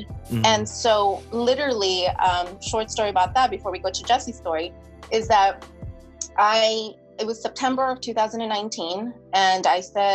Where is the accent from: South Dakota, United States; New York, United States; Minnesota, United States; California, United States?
California, United States; San Diego; moved away as an adult; also born or lived in San Francisco / Sacramento / Washington, D.C.; I'm from San Diego